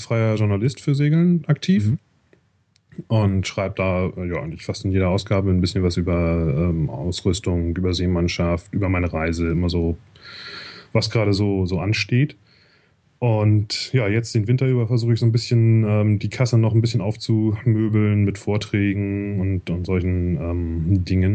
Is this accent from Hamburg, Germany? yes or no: yes; Hamburg, Germany; moved away as an adult; also born or lived in Canada; now in Zurich, Switzerland; ich komme eigentlich aus Hamburg